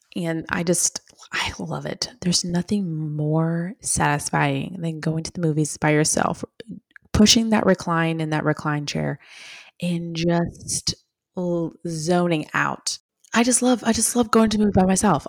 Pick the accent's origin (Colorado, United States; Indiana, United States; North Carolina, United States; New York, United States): New York, United States; Long Island; I'm from Long Island